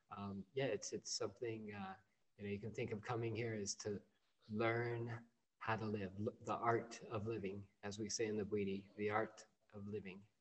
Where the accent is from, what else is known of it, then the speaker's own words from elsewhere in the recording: California, United States; moved away; growing up, at least here in the West, you know, I'm from California originally.